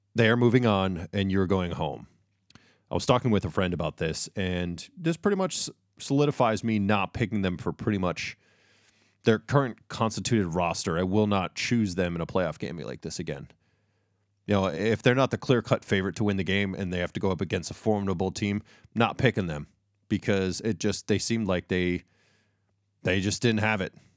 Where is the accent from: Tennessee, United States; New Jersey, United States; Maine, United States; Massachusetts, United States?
Massachusetts, United States; Boston; I'm from Boston